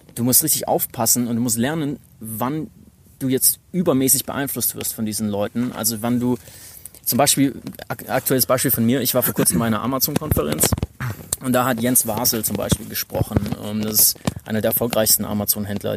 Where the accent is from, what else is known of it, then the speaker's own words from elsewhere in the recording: Stuttgart, Baden-Württemberg, Germany; moved away as an adult; also born or lived in United States; ich komme eigentlich aus Stuttgart, hab aber ein paar Jahre in den U S A studiert mit zwanzig